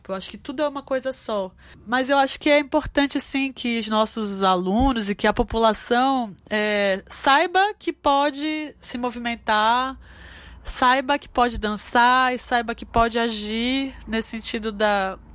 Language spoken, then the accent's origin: Portuguese; North Region, Brazil; Um pouco você tá é, no mundo e sendo nortista, sendo uma mulher é, afro-indígena, né?